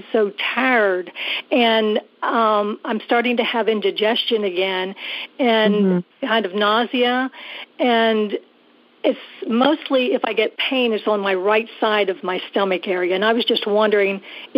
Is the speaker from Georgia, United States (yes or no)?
no; South Carolina, United States; I am doing fine, and I'm from South Carolina.